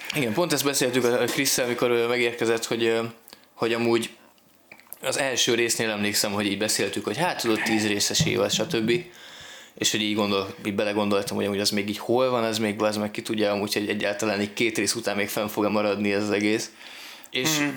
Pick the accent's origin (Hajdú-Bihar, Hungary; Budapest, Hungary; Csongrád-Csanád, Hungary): Budapest, Hungary; számomra, mint budapesti születésű embernek